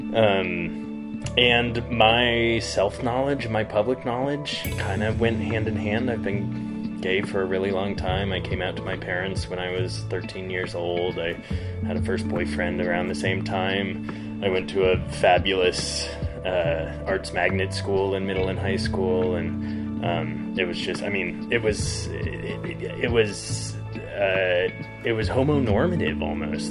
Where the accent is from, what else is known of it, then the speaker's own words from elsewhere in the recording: Front Range of Colorado, United States; moved away as an adult; also born or lived in Berlin / London / San Francisco; now in southern Utah, United States; I grew up on the Front Range of Colorado